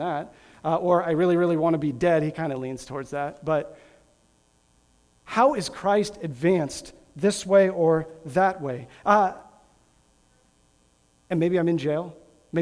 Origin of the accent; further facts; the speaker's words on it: Grand Island, Nebraska, United States; I was born and raised in Grand Island, Nebraska